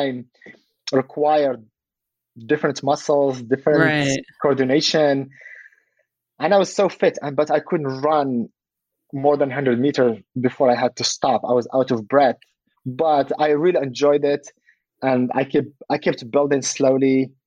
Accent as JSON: {"language": "English", "town": "Casablanca", "region": "Casablanca-Settat", "country": "Morocco", "tie": "born or raised there", "also_born_or_lived": "France / Colorado Springs, United States", "moved": "yes", "lives_now": "California, United States", "said": "I was born in Casablanca, but I never went outside of Casablanca."}